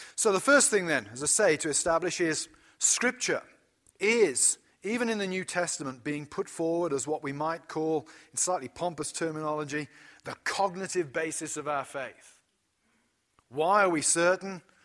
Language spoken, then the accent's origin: English; United Kingdom; as a British person